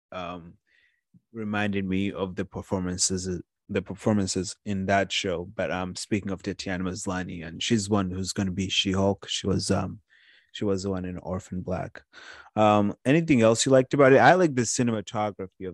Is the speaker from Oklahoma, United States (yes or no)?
no; Watertown, Massachusetts, United States; I'm from Watertown